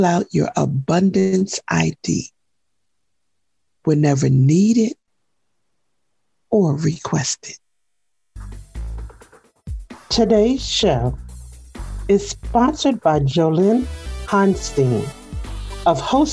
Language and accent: English; New Jersey, United States; moved away; also born or lived in Seattle; growing up in New Jersey in the 60s and 70s